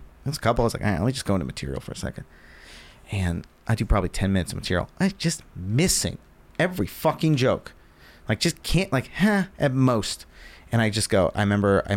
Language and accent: English; Virginia, United States